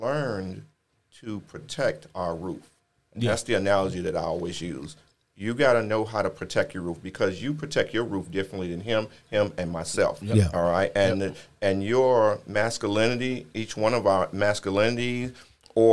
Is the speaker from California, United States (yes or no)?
no; Chicago, Illinois, United States; moved away; I'm originally from Chicago